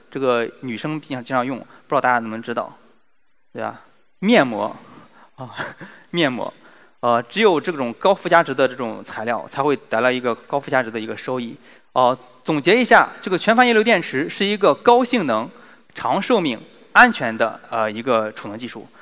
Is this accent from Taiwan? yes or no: no; China; 我们中国人